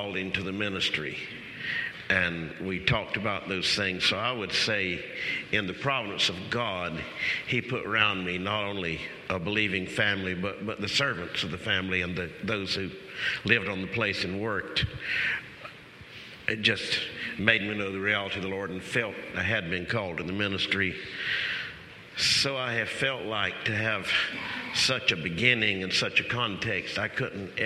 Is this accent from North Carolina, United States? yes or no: yes; Lumberton, North Carolina, United States; also born or lived in Moore County, North Carolina; I was born in Lumberton, North Carolina. That's Eastern Carolina.